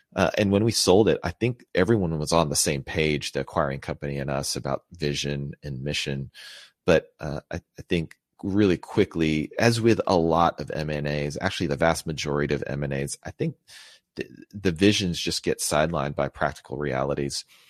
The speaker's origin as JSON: {"language": "English", "country": "United States", "tie": "born or raised there", "said": "I was born here in the States to Filipino immigrants."}